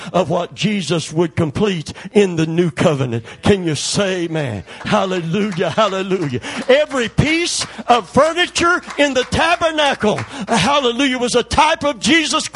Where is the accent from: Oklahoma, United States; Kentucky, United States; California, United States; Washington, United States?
Kentucky, United States; I'm from Kentucky